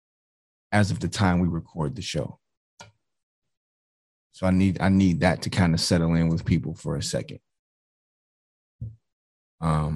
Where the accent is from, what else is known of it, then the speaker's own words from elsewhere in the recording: Detroit, Michigan, United States; I grew up in Detroit, Michigan.